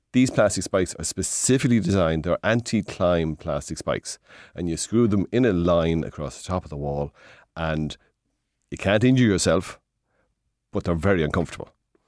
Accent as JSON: {"language": "English", "region": "Midlands", "country": "Ireland", "said": "We come from the Midlands."}